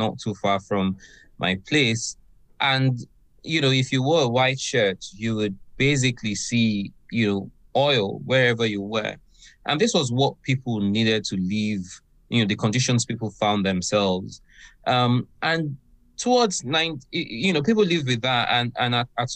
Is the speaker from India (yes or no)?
no; Ogoni, Rivers State, Nigeria; now in Aberdeen, United Kingdom; I come from Nigeria, and I'm particularly from a region known as Ogoni.